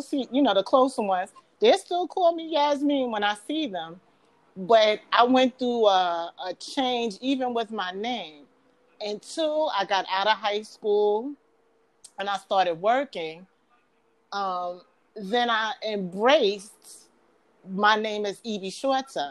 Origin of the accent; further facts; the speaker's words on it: New York City, New York, United States; accent: Bronx New Yorker; I sound like a real Bronx New Yorker